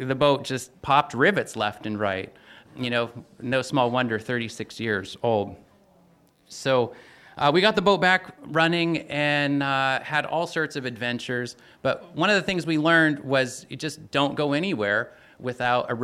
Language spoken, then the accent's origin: English; Ketchikan, Alaska, United States; also born or lived in Chatham Cannery, Alaska; we'd moved back to my hometown, original hometown of Ketchikan